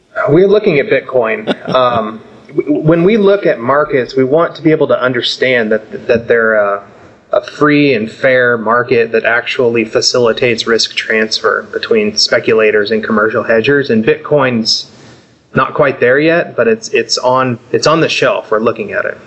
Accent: Southern California, United States; I grew up surfing in Southern California

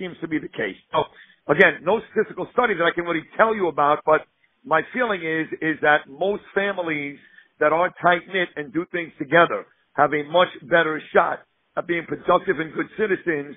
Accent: New York City, New York, United States; I grew up in Brooklyn, New York

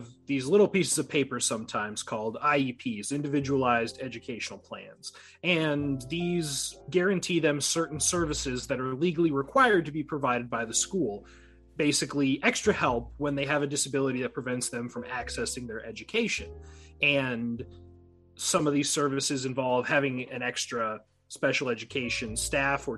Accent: Galesburg, Illinois, United States; I'm from... the lovely town of Galesburg, Illinois, over in the west central part of the state

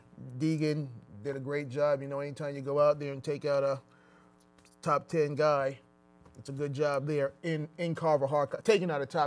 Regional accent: Jamaica; I'm a Jamaican guy.

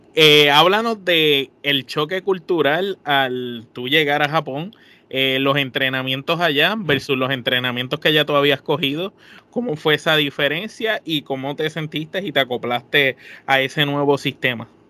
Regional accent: Puerto Rico; nosotros los puertorriqueños

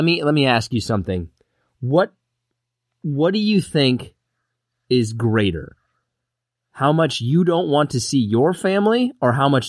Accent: Kansas, United States; moved away; I'm originally from Kansas. It's one of those places, it's good to grow up there, but you really got to leave.

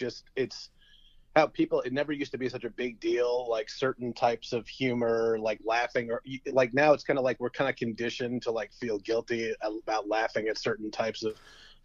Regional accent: Florida, United States; I'm from Florida.

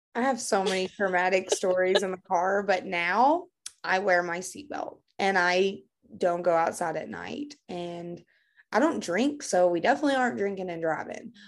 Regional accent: Kentucky, United States; I'm from Kentucky and we don't pronounce big words here

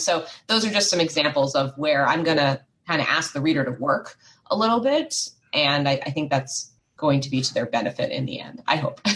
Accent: United States; I was growing up outside of Washington, D.C., in the States

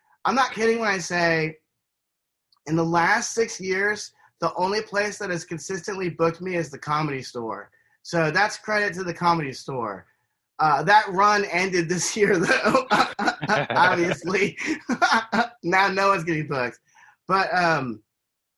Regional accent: Slidell, Louisiana, United States; my hometown of Slidell, Louisiana

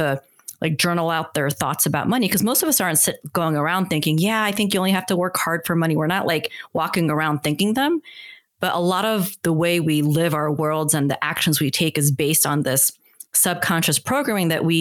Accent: United States; I'm Korean American.

